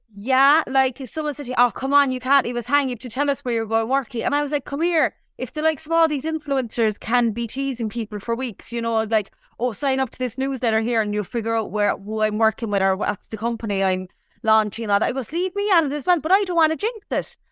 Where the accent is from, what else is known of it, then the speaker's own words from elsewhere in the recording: Cork, Munster, Ireland; moved away; whenever I'm asked where you from, I'm like Cork